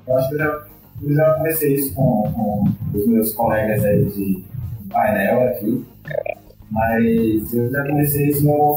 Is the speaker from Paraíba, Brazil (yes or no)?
no; Recife, Pernambuco, Brazil; also born or lived in Brasília; É, eu sou de Recife, morei em Brasília nesse período aí, é